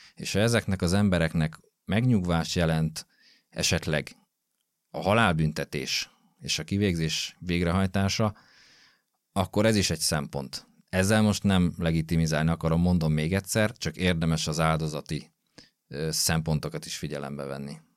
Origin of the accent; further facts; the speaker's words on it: Gödöllő, Pest, Hungary; én gödöllői vagyok, illetve Gödöllön nőttem föl